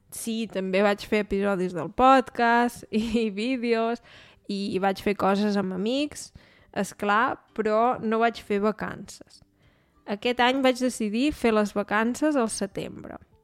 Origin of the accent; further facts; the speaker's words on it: Osona, Catalonia, Spain; now in Germany; la meva comarca, que és la comarca d'Osona